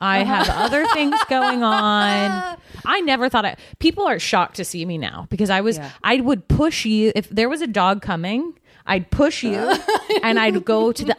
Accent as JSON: {"language": "English", "region": "Georgia", "country": "United States", "accent": "Southern", "said": "I was in Georgia. {S4} Okay. {S3} I'm from Georgia."}